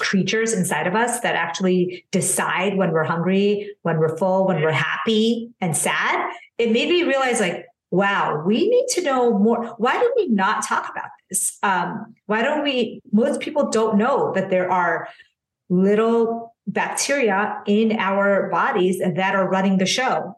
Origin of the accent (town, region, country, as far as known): United States; born or raised there; also born or lived in India